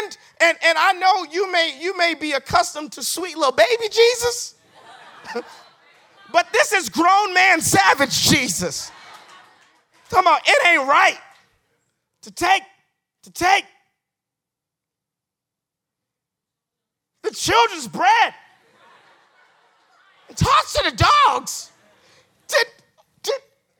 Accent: Boston, Massachusetts, United States; I'm from Roxbury.

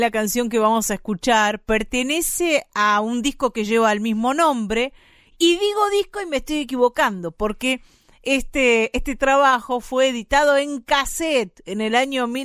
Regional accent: Bahía Blanca, Buenos Aires Province, Argentina; en el lugar que me crié yo, en Bahía Blanca

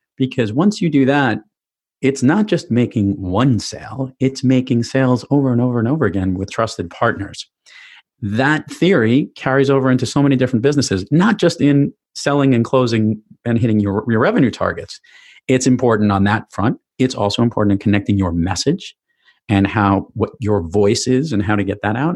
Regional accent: New York City, New York, United States; growing up in New York City

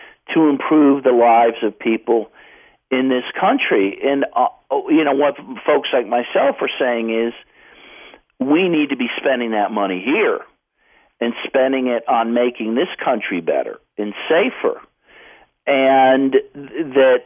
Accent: Cincinnati, Ohio, United States; I grew up in Cincinnati, Ohio.

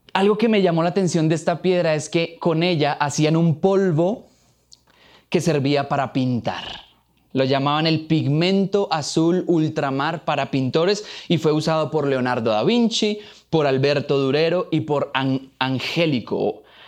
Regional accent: Boyacá, Colombia; Soy boyacense de pura raza, amo a mi tierra como a mi mamá, siempre encima llevo una ruana

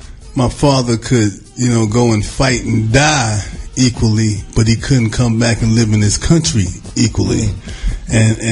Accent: New York City, New York, United States; also born or lived in Harlem, New York; I grew up in the South Jamaica, Queens. Actually, I was born in Harlem. I was raised in Queens, Southside, Jamaica, Queens, 40 Projects.

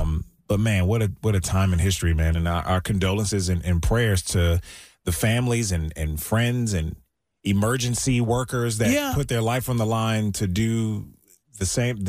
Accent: Maryland, United States; I grew up in Maryland.

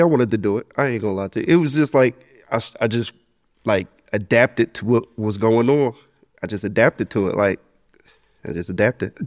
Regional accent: Asbury Park, New Jersey, United States; also born or lived in Neptune, New Jersey; I grew up in Asbury. Like, I was raised in the village, Sewell Avenue, all those places, but I went to school in Neptune

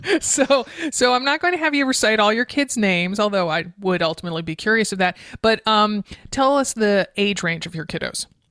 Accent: East Coast, United States; now in Oregon, United States; growing up on the East Coast

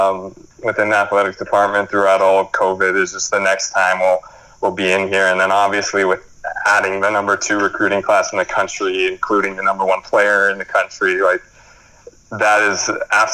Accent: New Mexico, United States; moved away; my oldest sister, we're all from New Mexico

